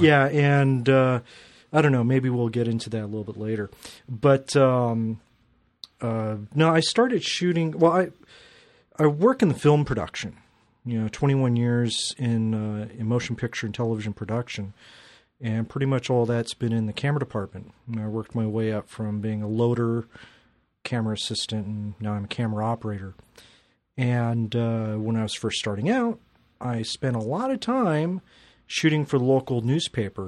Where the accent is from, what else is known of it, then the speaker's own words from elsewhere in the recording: Glendale, United States; I grew up in Glendale and, uh, was shooting for the Glendale newspaper